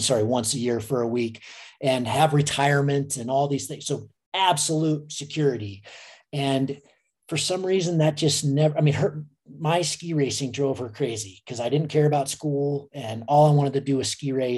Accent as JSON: {"language": "English", "country": "United States", "tie": "born or raised there", "said": "I grew up in Lake Tahoe"}